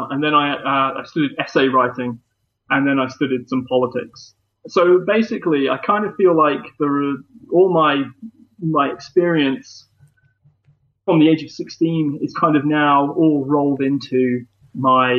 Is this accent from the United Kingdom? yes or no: yes; Leicester, East Midlands, United Kingdom; my hometown